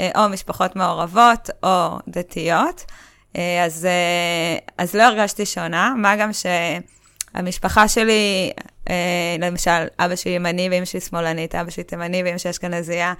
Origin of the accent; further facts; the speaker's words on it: Kokhav Yair, Central District, Israel; גדלתי בכוכב יאיר